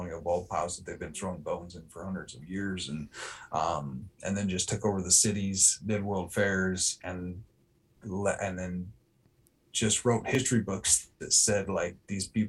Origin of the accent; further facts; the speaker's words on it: New York, United States; I grew up in New York, you know, we had to have kerosene lanterns over there for when the power went out